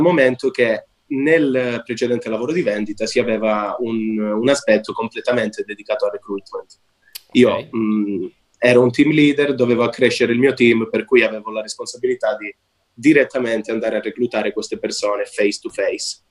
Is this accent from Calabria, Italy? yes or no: yes; Calabria, Italy; moved away; ho lasciato l'Italia perché originariamente sono calabrese